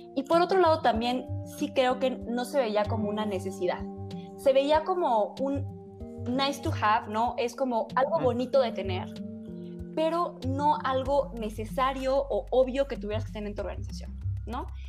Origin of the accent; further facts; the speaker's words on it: Chihuahua, Mexico; now in Mexico City, Mexico; yo soy de Chihuahua y de pronto me vine a México a vivir